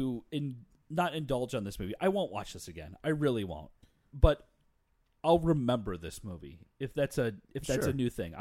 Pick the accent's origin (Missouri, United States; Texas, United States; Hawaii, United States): Hawaii, United States; moved away; I'm from Hawaii and there's no tea in Hawaii